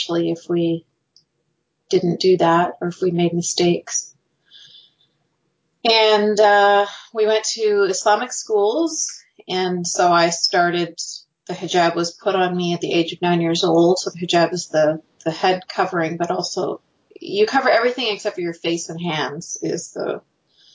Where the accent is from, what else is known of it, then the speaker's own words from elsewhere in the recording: Canada; I was born and raised in Canada